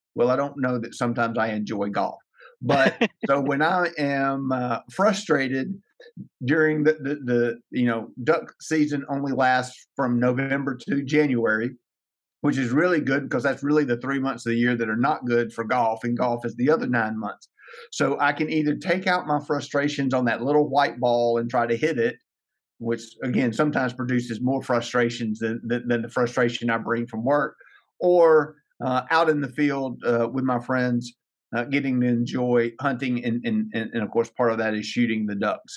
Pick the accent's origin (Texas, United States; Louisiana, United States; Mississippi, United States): Louisiana, United States; Ruston; now in Lake Charles, United States; be the CEO at Experience Ruston for my hometown